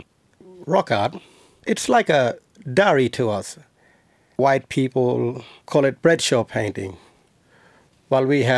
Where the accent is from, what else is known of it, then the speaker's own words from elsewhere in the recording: Kalumburu, Western Australia, Australia; I'm from Kalumburu community, the northeast Kimberley of Western Australia